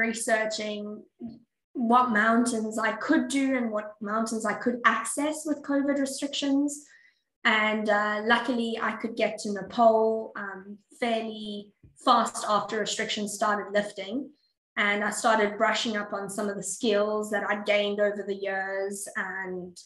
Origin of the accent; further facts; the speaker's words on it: South Africa; now in Perth, Australia; As a child, growing up in South Africa, I used to go to my grandfather's game farm